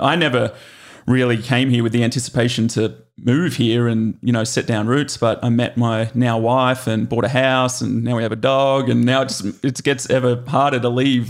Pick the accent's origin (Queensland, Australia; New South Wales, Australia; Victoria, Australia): New South Wales, Australia; Glenbrook; moved away as an adult; now in United States; I grew up in Glenbrook